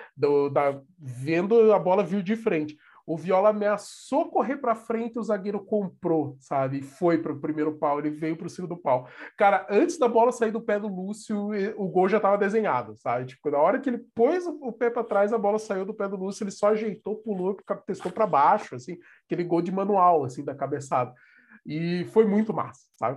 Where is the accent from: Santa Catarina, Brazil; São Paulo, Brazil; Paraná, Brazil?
Paraná, Brazil; Curitiba; nós somos de Curitiba